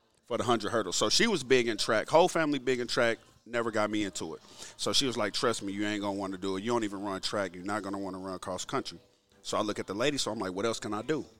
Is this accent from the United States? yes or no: yes; Oklahoma City, Oklahoma, United States; also born or lived in Owasso, Oklahoma; growing up in Oklahoma City